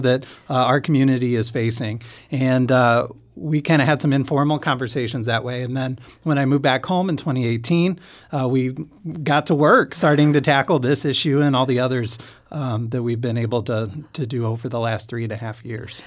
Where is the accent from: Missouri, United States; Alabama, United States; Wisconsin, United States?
Missouri, United States; St. Louis; also born or lived in Kansas City; I'm from Saint Louis, uh, but went to law school in Kansas City